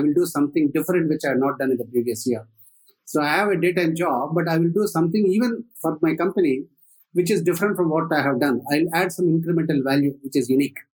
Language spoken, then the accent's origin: English; southern Andhra Pradesh, India; moved away as an adult; also born or lived in Tamil Nadu / Dhanbad / Penn State; now in Bangalore, India; I did my uh, schooling largely in Andhra Pradesh, in uh, southern Andhra Pradesh, but I was born in Tamil Nadu.